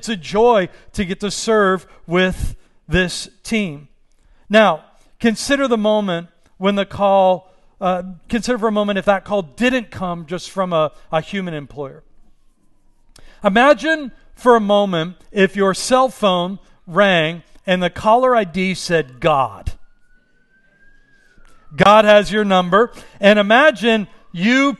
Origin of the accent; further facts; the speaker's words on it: Pittsburgh, Pennsylvania, United States; now in Los Angeles, United States; I'm from Pittsburgh